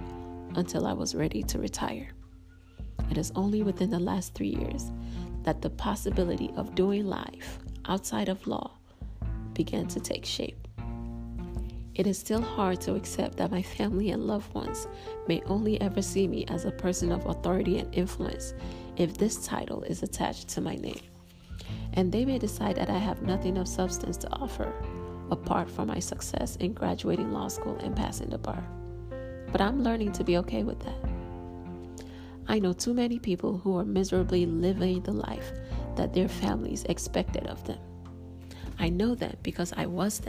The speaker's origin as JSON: {"language": "English", "country": "Nigeria", "said": "As a Nigerian"}